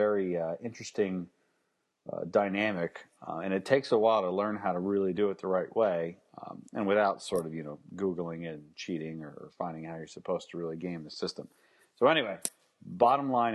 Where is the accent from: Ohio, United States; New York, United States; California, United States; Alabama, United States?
Alabama, United States; I was born in Alabama in the shadow of the university